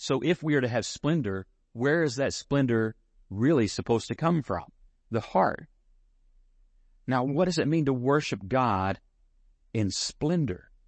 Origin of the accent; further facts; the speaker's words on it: San Angelo, Texas, United States; all my childhood summers growing up in San Angelo.